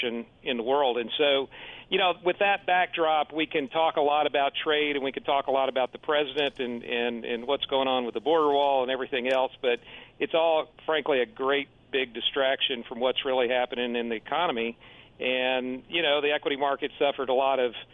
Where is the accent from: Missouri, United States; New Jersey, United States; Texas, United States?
Texas, United States; Houston; now in Austin, United States; Texas, and I grew up in Houston.